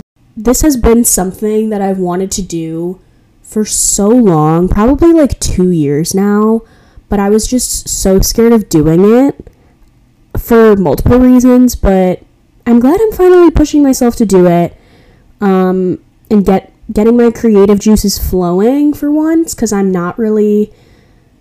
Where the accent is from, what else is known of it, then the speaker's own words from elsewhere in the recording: Chicago, Illinois, United States; moved away as an adult; now in Milwaukee, United States; I go to Marquette University in Milwaukee, Wisconsin, but I'm originally from Chicago.